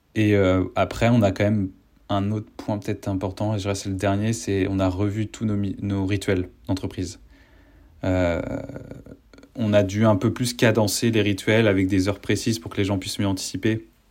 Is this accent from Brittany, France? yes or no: yes; Rennes, Brittany, France; moved away; je suis de Rennes